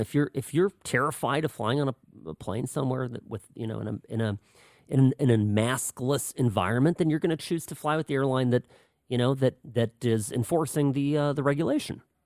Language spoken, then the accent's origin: English; California, United States; first language Czech; English is a second language; also born or lived in Pennsylvania; we both grew up in California